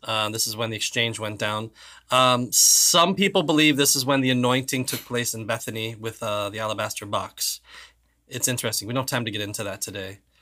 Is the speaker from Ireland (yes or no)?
yes; Ireland; I'm Irish